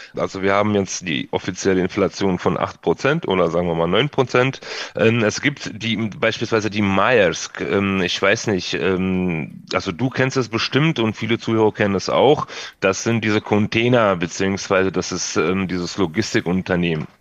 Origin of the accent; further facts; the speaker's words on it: Odesa, Odesa Oblast, Ukraine; moved away; Odessa beispielsweise, da wo ich herkomme